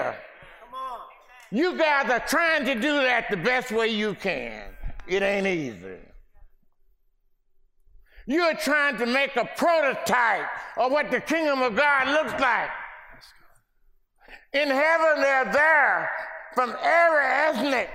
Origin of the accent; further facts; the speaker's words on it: Mississippi, United States; accent: Ebonics; first language African American Vernacular English (Ebonics); English is a second language; my Mississippi Ebonic speaking brothers. You know, I speak Ebonic.